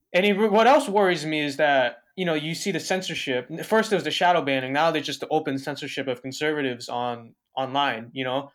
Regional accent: Los Angeles County, California, United States; I was born and raised in Los Angeles County all my life

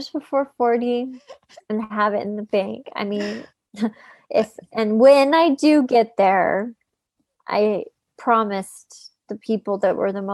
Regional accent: Utah, United States; also born or lived in Los Angeles; my hometown, which was Utah

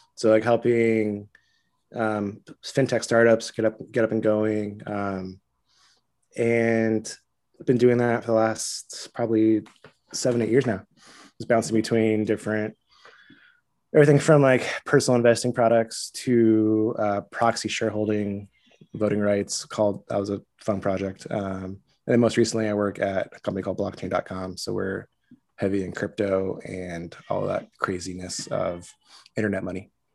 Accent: Southern Orange County, California, United States; moved away as an adult; also born or lived in Costa Mesa / New York; I grew up in Southern Orange County

